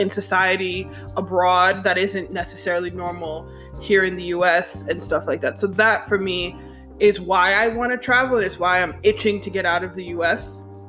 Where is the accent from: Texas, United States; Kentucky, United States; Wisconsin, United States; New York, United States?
New York, United States; New York City; also born or lived in Jamaica / Michigan; now in Atlanta, United States; we're all from New York City and we have a certain way that we talk, the way that we are, like a certain swag.